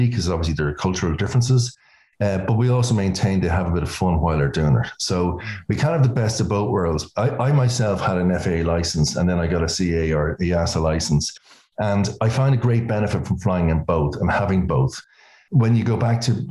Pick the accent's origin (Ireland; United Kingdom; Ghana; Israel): Ireland; Dublin, Leinster; now in New York, United States; we're Irish, so we're from Dublin.